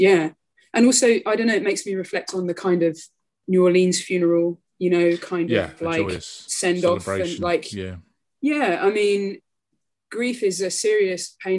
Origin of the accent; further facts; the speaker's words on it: London, United Kingdom; moved away as an adult; now in Chile; I grew up in North London in Harrow